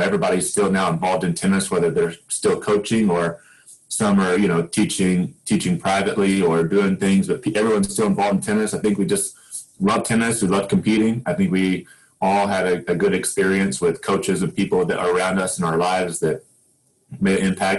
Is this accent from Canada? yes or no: no; Oklahoma, United States; I grew up in Oklahoma. I was born in Oklahoma and spent a lot of time here.